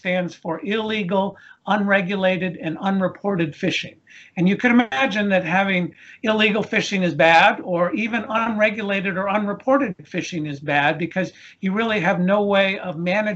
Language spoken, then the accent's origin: English; East Coast of the United States, United States; We grew up here in the East Coast of the United States